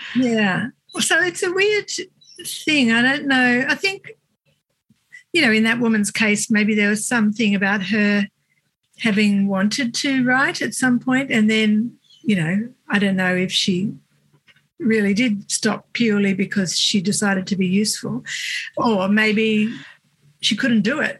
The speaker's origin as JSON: {"language": "English", "town": "Cooma", "region": "New South Wales", "country": "Australia", "tie": "born or raised there", "moved": "yes", "said": "i grew up in a little country town called cooma"}